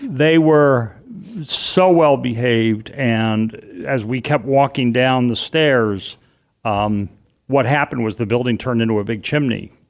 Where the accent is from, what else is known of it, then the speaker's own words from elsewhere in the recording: New York City, New York, United States; moved away; also born or lived in Boston; I grew up in and around New York